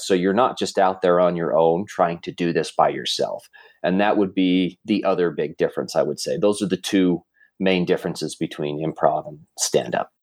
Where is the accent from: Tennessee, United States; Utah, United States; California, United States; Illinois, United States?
Utah, United States; South Jordan; also born or lived in Russia / Murray, Utah; South Jordan, South Jordan, Utah